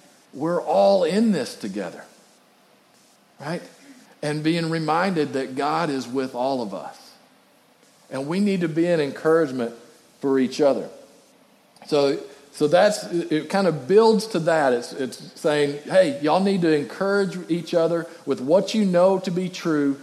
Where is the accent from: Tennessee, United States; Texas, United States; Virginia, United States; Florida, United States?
Texas, United States; West; growing up in West Texas